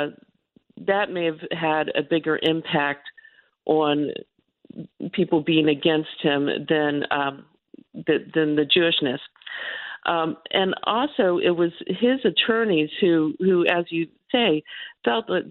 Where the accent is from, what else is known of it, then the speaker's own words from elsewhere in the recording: the South, United States; being a Southerner